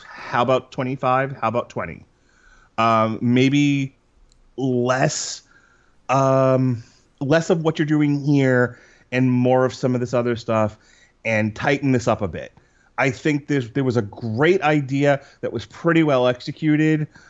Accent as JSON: {"language": "English", "area": "Long Island", "region": "New York", "country": "United States", "moved": "yes", "said": "I'm originally from Long Island, New York."}